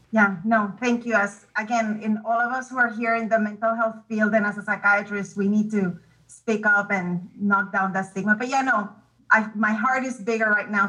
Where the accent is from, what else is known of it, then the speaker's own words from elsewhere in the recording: Puerto Rico; now in Round Rock, United States; I am actually from Puerto Rico, but I'm not far from you. I am in Round Rock.